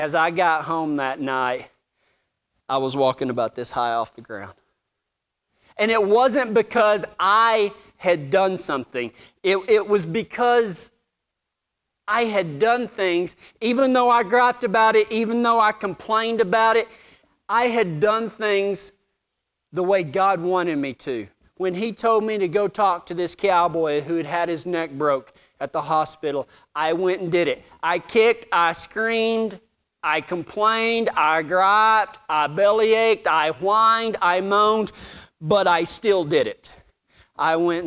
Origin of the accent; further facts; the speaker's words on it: Texas, United States; moved away; I was a cowboy from Texas